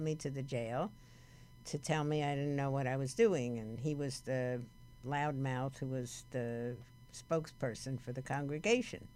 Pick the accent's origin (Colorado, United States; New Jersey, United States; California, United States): New Jersey, United States; Paterson; accent: New Jersey; moved away as an adult; also born or lived in New York City; now in Los Angeles, United States; I was brought up in Paterson, New Jersey